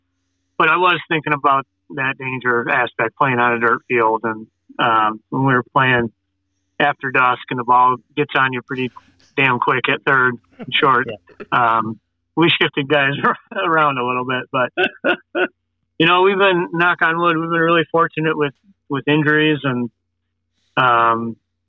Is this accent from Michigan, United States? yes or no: yes; Grosse Pointe, Michigan, United States; I grew up in Grosse Pointe, Michigan